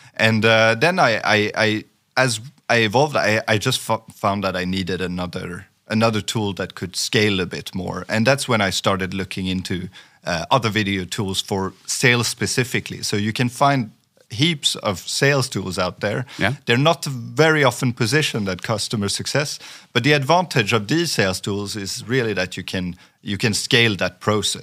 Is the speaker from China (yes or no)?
no; France; first language French; English is a second language; moved away as an adult; also born or lived in Sweden; I grew up in France for for twenty years, so so I, I, I am native in French